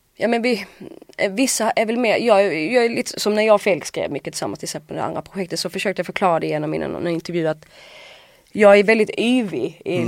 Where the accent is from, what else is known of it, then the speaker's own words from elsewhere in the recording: Åhus, Skåne, Sweden; en skola i Åhus där jag kommer ifrån